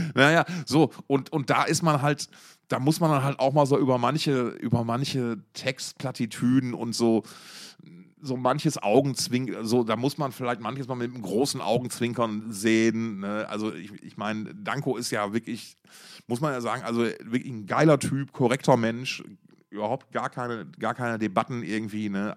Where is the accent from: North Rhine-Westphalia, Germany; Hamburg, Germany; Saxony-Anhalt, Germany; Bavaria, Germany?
North Rhine-Westphalia, Germany; Essen; moved away; aus Alten Essen